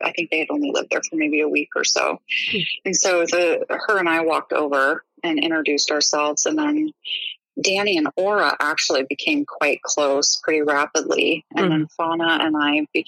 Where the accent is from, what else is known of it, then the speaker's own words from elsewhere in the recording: Eugene, Oregon, United States; I grew up in Eugene